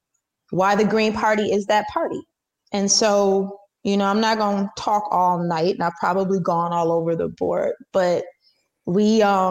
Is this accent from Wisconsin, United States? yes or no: yes; Wisconsin, United States; my home state of Wisconsin